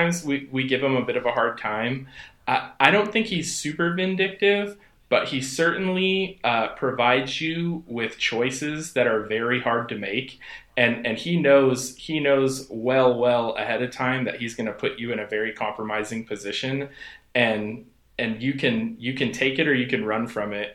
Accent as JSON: {"language": "English", "town": "San Jose", "region": "California", "country": "United States", "tie": "born or raised there", "moved": "as an adult", "lives_now": "Portland, United States", "said": "I grew up in San Jose, and I moved here right out of high school"}